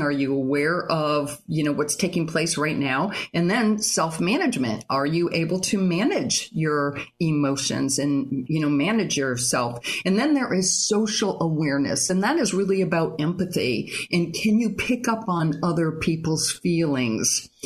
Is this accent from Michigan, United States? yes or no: yes; Michigan, United States; moved away as an adult; also born or lived in Fort Lauderdale, Florida; now in St. Augustine, United States; I grew up in Michigan. I went to college in Michigan.